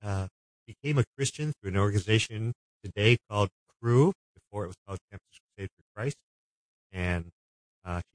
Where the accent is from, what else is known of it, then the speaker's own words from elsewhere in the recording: Honolulu, Hawaii, United States; I grew up in Honolulu, Hawaii.